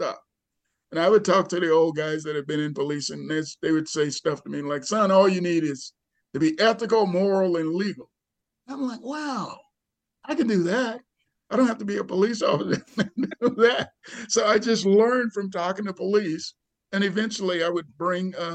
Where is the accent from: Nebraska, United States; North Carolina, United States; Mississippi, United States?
Mississippi, United States; born or raised there; moved away; also born or lived in Seattle, Washington / Albany, New York